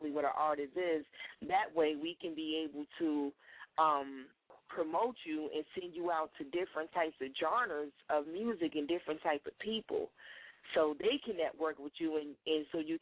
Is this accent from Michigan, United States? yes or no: yes; Detroit, Michigan, United States; I'm from Detroit